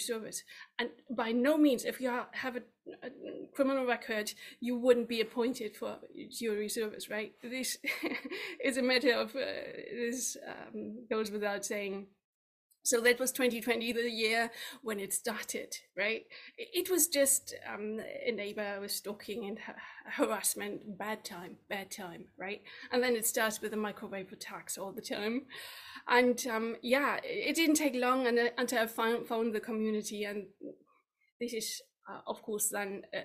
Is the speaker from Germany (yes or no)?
yes; Germany; moved away as an adult; now in United Kingdom; My home country is Germany, where I worked from central bank to investment bank in the headquarters in Frankfurt